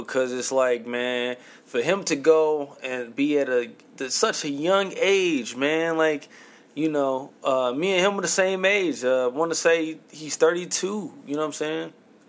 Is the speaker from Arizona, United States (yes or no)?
no; St. Louis, Missouri, United States; my hometown of St. Louis, Missouri